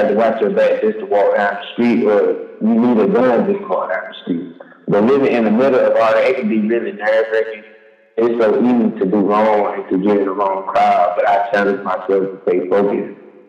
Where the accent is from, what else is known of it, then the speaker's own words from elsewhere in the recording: Jonesboro, Georgia, United States; now in Selma, United States; I'm originally from Jonesboro, Georgia, but living in Selma, it has its ups and downs.